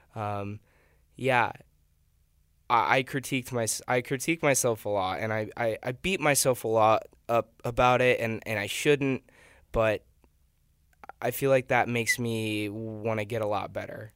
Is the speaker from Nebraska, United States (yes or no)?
yes; Nebraska, United States; moved away as an adult; I'm from Nebraska